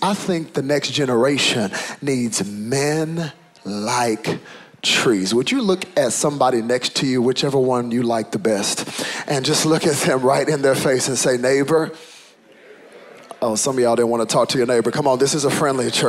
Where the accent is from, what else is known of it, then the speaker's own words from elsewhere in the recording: United States; when your father is African and your mother is American, it's very clear which box you check on the paper. I am African American.